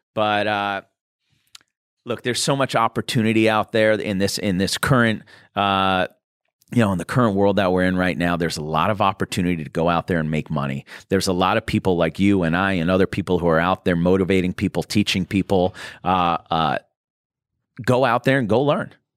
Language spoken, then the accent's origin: English; Boston, Massachusetts, United States; now in Los Angeles, United States; I'm from Boston